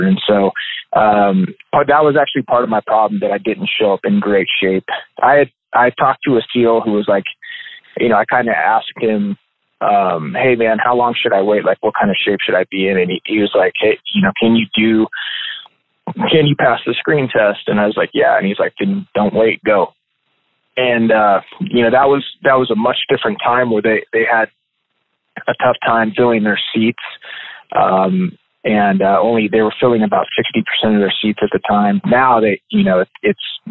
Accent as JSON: {"language": "English", "town": "Yuma", "region": "Arizona", "country": "United States", "tie": "born or raised there", "lives_now": "Tucson, United States", "said": "I was born in Tucson, where I live now, and then moved down to Yuma, Arizona when I was about 2 years old, and then grew up there and was raised there until I was probably about 18 years old"}